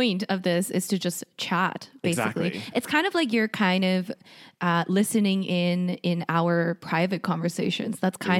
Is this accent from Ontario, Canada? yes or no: no; Calgary, Alberta, Canada; also born or lived in South Korea; So basically, I was born in South Korea, mm-hmm. and I moved to Calgary when I was 8. And I pretty much lived mostly in Calgary for most of my life